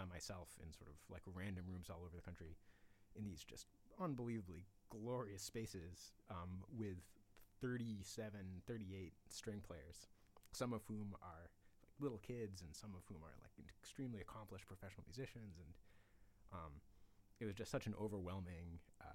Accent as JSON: {"language": "English", "region": "Massachusetts", "country": "United States", "tie": "born or raised there", "said": "I grew up in Massachusetts"}